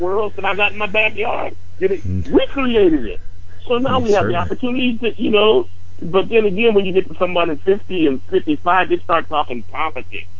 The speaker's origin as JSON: {"language": "English", "country": "United States", "said": "as an American"}